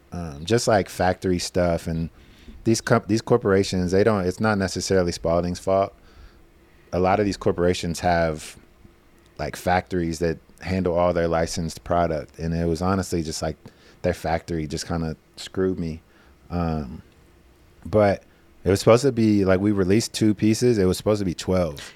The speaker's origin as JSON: {"language": "English", "town": "Madisonville", "region": "Kentucky", "country": "United States", "tie": "born or raised there", "moved": "yes", "said": "growing up in Madisonville"}